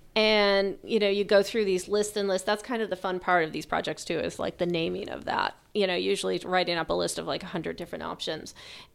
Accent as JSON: {"language": "English", "area": "South Shore", "region": "Massachusetts", "country": "United States", "tie": "born or raised there", "said": "I grew up in the South Shore"}